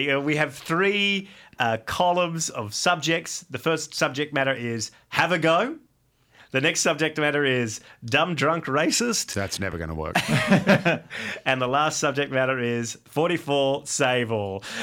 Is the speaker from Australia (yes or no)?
yes; Geelong, Victoria, Australia; I grew up in Geelong and I cannot have that stand.